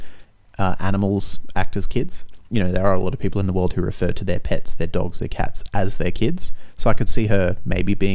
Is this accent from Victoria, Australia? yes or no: no; Brisbane, Queensland, Australia; moved away as an adult; now in Melbourne, Australia; we're both from Brisbane, but we've lived in Melbourne for a while